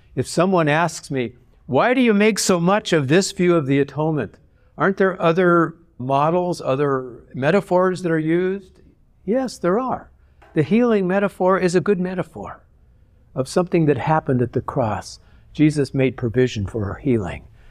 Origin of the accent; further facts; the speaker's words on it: Southern California, United States; moved away as an adult; also born or lived in Arizona; now in Michigan, United States; I grew up in Southern California